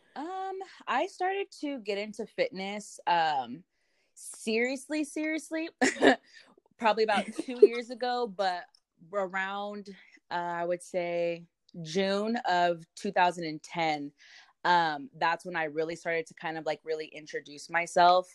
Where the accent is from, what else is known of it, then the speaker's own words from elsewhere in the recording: Modesto, California, United States; also born or lived in Salida, California; I am from Modesto, California, or Salida. They're pretty much right next to each other